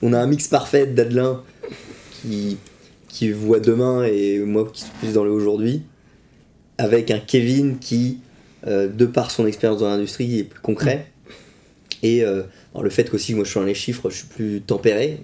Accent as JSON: {"language": "French", "town": "Vitré", "region": "Brittany", "country": "France", "also_born_or_lived": "Poitiers", "said": "je suis originaire de Vitré, donc local"}